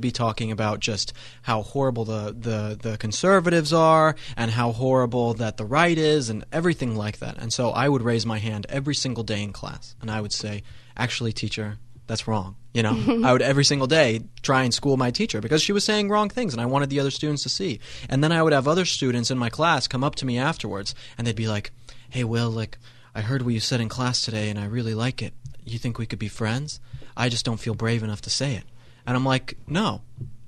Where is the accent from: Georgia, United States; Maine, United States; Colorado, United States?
Colorado, United States; where I come from Colorado